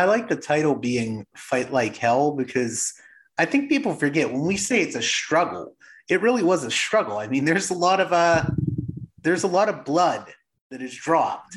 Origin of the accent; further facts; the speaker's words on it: Pittsburgh, Pennsylvania, United States; I come from Pittsburgh